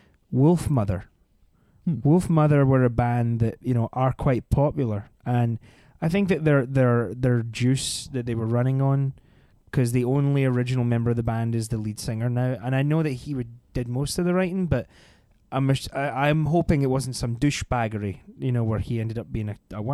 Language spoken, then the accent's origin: English; Scotland, United Kingdom; Like I'm Scottish, I could do Sean Connery